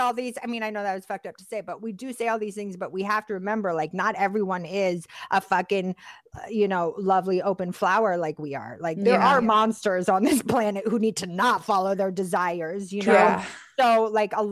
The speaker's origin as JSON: {"language": "English", "town": "Boston", "region": "Massachusetts", "country": "United States", "tie": "born or raised there", "also_born_or_lived": "Philadelphia, Pennsylvania", "moved": "yes", "said": "I'm from Boston, my dad's from the Bronx, my mom's from Detroit, I was raised in West Philly and Boston"}